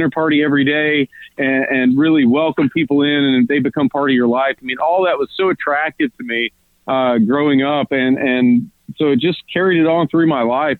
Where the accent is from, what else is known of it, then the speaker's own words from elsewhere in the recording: Louisiana, United States; But, you know, where we're from, it's more agrarian. So we're really in hunter and sportsman's paradise is where our area of Louisiana is call